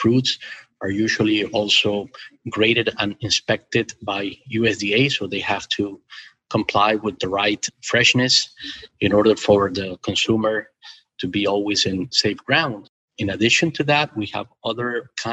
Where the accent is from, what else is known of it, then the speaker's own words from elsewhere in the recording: Ecuador; I was born and raised in Ecuador, South America.